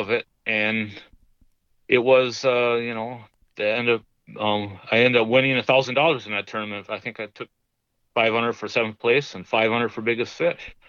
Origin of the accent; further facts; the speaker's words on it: Minnesota, United States; I'm from Minnesota